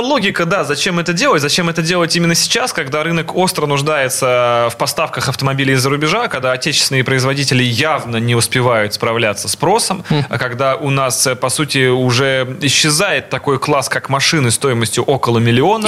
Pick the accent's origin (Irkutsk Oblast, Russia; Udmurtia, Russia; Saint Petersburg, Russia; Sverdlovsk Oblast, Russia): Saint Petersburg, Russia; касательно Питера всё-таки, мой родной город